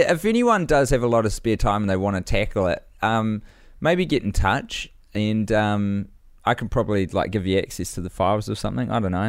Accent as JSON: {"language": "English", "town": "Astoria", "region": "Oregon", "country": "United States", "tie": "born or raised there", "lives_now": "Oakland, United States", "said": "I live in Oakland, the Auckland of California, no doubt, but my hometown is Astoria, Oregon, a rather random filming location for children's films from the 80s and 90s"}